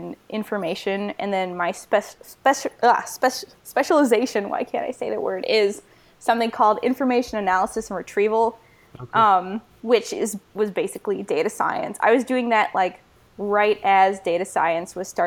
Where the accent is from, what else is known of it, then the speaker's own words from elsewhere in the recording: Michigan, United States; I decided I would go to Michigan because I'm from Michigan and I could get in-state